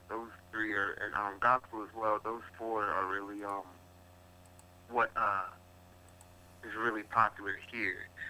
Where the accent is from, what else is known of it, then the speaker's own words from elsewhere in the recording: Gloucester, Virginia, United States; am from a small town called Gloucester, Virginia, also known as the 804